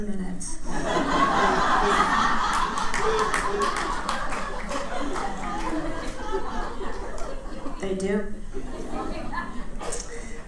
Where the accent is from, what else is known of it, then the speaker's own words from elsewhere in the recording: Port Chester, New York, United States; moved away as an adult; also born or lived in Greenwich, Connecticut; I was an Italian from Port Chester, New York